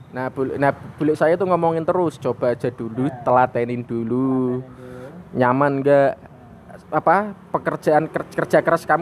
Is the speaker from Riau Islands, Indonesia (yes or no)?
no; Demak, Central Java, Indonesia; Saya asli Kota Wali Demak.